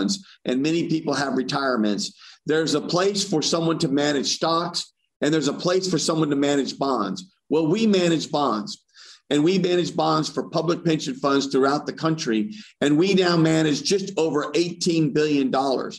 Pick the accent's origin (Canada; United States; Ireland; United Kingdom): United States; Corpus Christi, Texas; when I was growing up in Corpus Christi